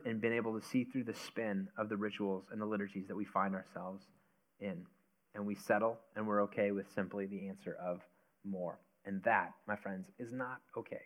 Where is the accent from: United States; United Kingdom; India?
United States; we're American